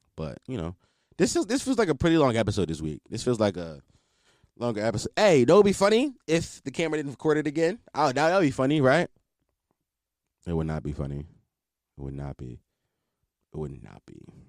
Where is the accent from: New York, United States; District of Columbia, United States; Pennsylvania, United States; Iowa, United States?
Pennsylvania, United States; Philadelphia; I'm a Philadelphian, born and raised